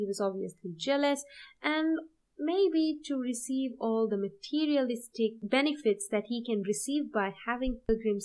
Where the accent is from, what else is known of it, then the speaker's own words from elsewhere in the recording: Sri Lanka; I'm from Sri Lanka